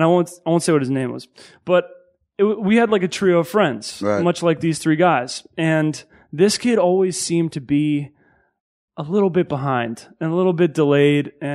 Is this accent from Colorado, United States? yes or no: no; Connecticut, United States; moved away as an adult; also born or lived in Long Island, New York / New York City / Massachusetts; I was born in Long Island, lived in Connecticut, New York City